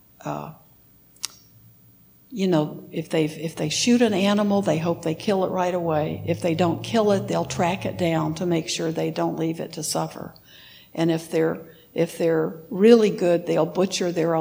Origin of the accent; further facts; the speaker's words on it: Texas, United States; moved away; also born or lived in Wisconsin; I lived in Wisconsin for 30 years, and I grew up in Texas